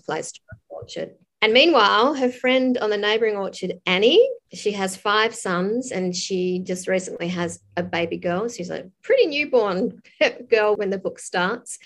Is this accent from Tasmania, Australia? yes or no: yes; Tasmania, Australia; moved away; I grew up in Tassie, but I haven't lived here for a while.